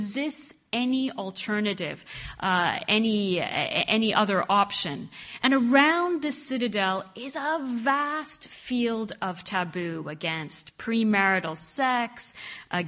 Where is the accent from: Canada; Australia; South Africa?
Canada; I am half Egyptian, I am Muslim, but I grew up in Canada, very far from my Arab roots.